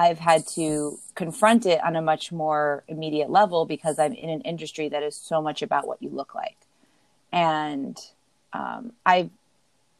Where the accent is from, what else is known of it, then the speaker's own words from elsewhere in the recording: Los Angeles, California, United States; moved away as an adult; also born or lived in New York; now in Fayetteville, United States; I actually live in a Navy town right now, but I grew up in Los Angeles.